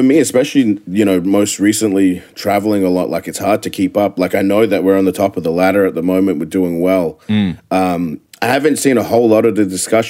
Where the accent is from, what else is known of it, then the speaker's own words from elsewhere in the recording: Adelaide, South Australia, Australia; moved away as an adult; now in Florida, United States; I grew up Plimpton and around Black Forest, but a lot of my family was from Port Adelaide and down in Hackham West, which is a bad neighborhood as well.